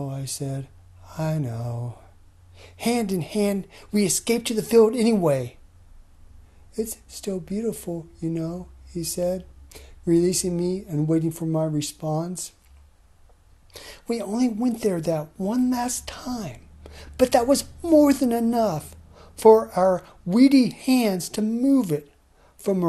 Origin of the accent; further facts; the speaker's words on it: Vermont, United States; I'm from Vermont